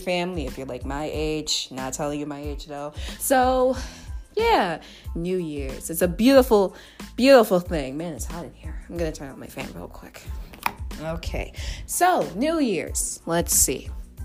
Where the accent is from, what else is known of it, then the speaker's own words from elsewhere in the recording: New York City, New York, United States; I'm a New Yorker.